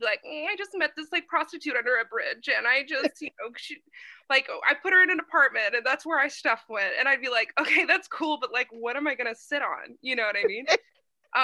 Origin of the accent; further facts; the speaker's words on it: Fort Worth, Texas, United States; I grew up outside of Fort Worth, Texas, kind of country Texas